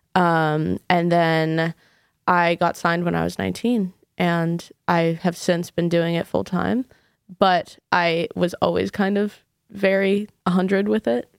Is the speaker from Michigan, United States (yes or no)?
no; New York City, New York, United States; I grew up in New York City